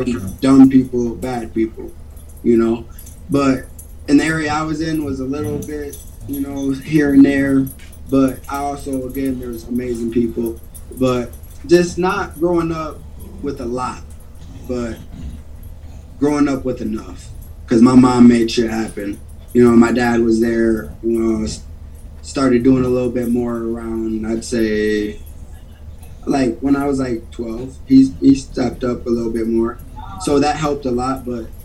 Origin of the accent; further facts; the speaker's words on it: Beloit, Wisconsin, United States; also born or lived in New Orleans / Houston, Mississippi; I was born in Beloit, Wisconsin, and I'm not sure how long we were there, but when I was real young, we moved to New Orleans, and then, you know, Hurricane Katrina, 05, so we evacuated, moved to Houston, Mississippi, then bang, back to Wisco.